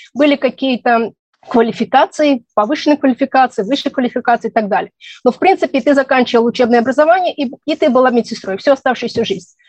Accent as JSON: {"language": "Russian", "town": "Tashkent", "country": "Uzbekistan", "tie": "born or raised there", "also_born_or_lived": "Israel", "moved": "as an adult", "lives_now": "Ottawa, Canada", "said": "Родилась в Ташкенте, в Советском Союзе, в Узбекистане. В 1989 году, когда стало не совсем спокойно, мы переехали в Израиль."}